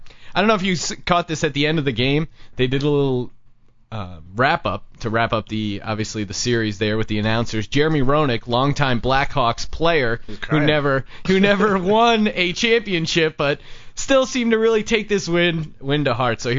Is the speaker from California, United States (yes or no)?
no; outside of Philadelphia, Pennsylvania, United States; I live outside. I grew up outside of Philadelphia.